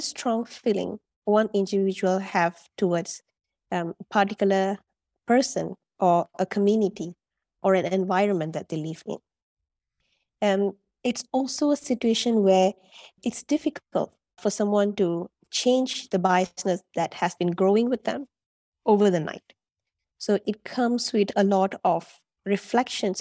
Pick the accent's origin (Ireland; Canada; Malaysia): Malaysia; moved away as an adult; also born or lived in United Arab Emirates; now in Dubai, United Arab Emirates; I'm a Malaysian, and like I've mentioned, I'm currently living in the U A E for the past three years